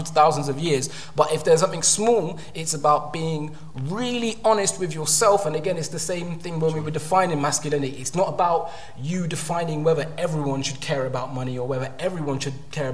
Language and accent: English; London, United Kingdom; when I was growing up in London